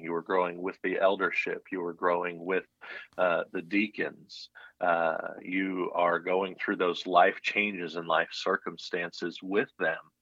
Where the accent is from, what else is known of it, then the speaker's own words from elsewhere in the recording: United States; also born or lived in Colorado / Texas / Florida / Illinois; I grew up in Colorado and Texas